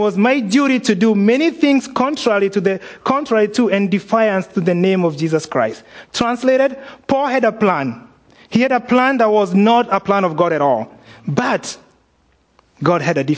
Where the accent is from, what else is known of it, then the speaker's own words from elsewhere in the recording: Kenya; moved away; growing up in Kenya